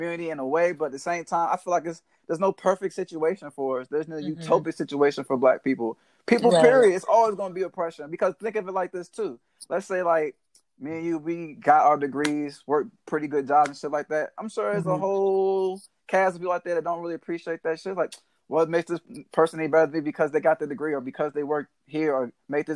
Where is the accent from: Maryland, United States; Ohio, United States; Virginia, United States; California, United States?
Maryland, United States; Waldorf; I am from Southern Maryland. I'm from Waldorf, Maryland, actually